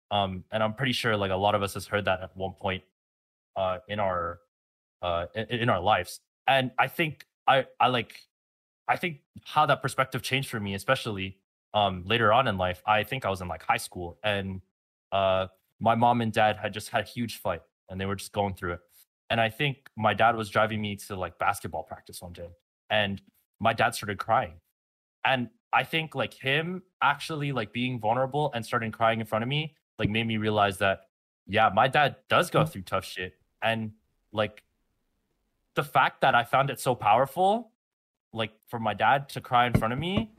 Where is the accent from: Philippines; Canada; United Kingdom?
Philippines; especially coming from an immigrant family and being Filipino